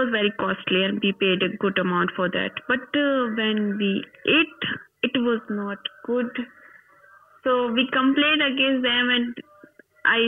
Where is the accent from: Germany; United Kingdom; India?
India; English is a second language; I'm from India, and you know it's a very religious place